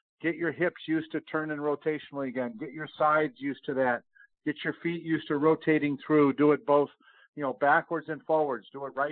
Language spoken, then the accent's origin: English; Rochester, New York, United States; now in Texas, United States; I grew up in Rochester, New York